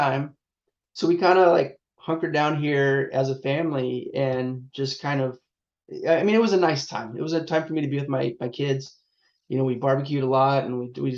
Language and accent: English; Long Beach, California, United States; So I'm based in Southern California. I'm in around the Long Beach area, Los Angeles. So I've pretty much lived here my whole life. But yeah, I'm a SoCal kid